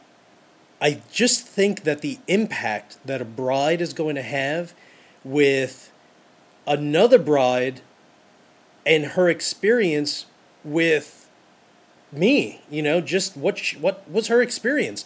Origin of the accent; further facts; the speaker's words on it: New York City, New York, United States; I'm from New York City